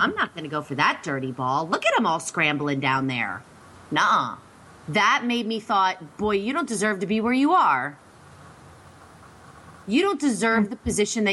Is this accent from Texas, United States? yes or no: no; Pennsylvania, United States; I'm from Pennsylvania